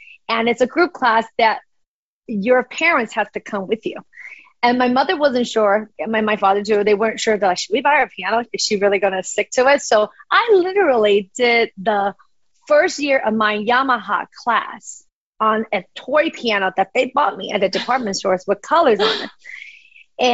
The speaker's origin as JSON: {"language": "English", "region": "California", "country": "United States", "tie": "born or raised there", "also_born_or_lived": "Kaohsiung, Taiwan / Rochester, New York", "first_language": "English", "moved": "as an adult", "lives_now": "Taiwan", "said": "We were immigrated back in 1984. So since 1984 till 11 years ago, I was basically living in California, Fremont, Castro Valley, and then Rochester, New York."}